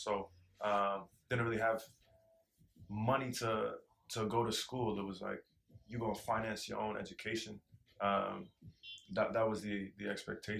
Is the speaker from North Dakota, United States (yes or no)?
no; Portland, Oregon, United States; moved away; I'm from Northeast Portland, specifically King Alberta, which is a neighborhood that historically has been home to the vast majority of the small black population